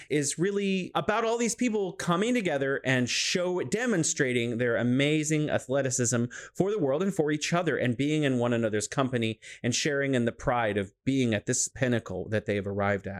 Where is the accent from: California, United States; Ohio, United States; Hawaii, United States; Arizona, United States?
California, United States; now in Wuhan, China